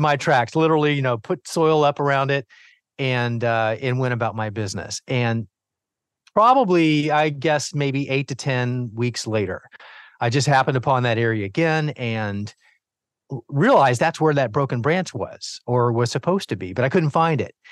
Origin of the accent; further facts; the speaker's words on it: Miami, Florida, United States; as the youngest of four boys growing up in Miami, Florida